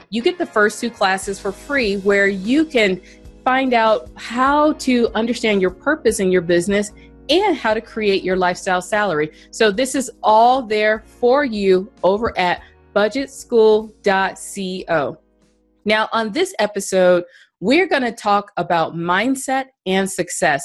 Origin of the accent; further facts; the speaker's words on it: Colorado, United States; my home state of Colorado